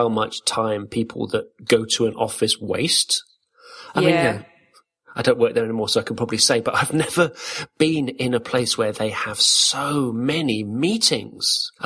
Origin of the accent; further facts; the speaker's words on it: Corby, East Midlands, United Kingdom; moved away; also born or lived in London; I grew up in Corby, which was kind of, you know, it was full of Scots